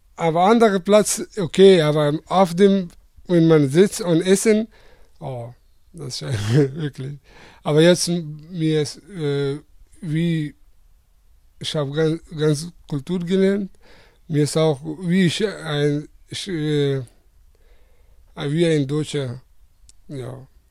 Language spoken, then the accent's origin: German; Afghanistan; German is a second language; moved away as an adult; now in Germany; ich komme aus Afghanistan